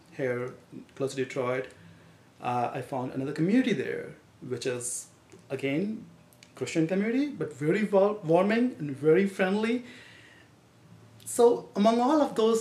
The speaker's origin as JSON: {"language": "English", "country": "India", "moved": "as an adult", "lives_now": "United States", "said": "Originally, I'm from India"}